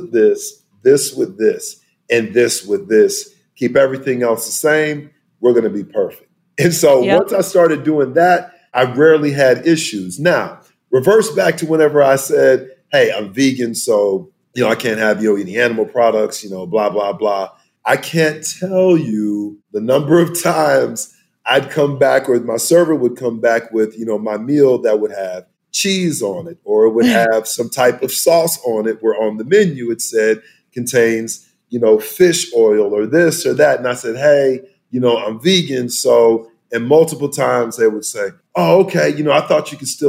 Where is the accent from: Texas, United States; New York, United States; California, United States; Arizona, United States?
Texas, United States; South; growing up in South Texas, you know, where we had tons of land and whatnot